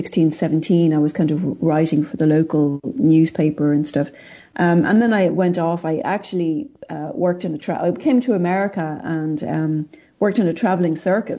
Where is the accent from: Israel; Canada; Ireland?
Ireland; I grew up in Ireland and I was raised Catholic